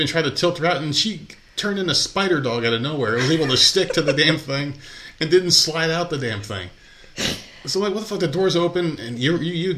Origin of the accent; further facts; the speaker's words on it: New Jersey, United States; I'm from Jersey, man.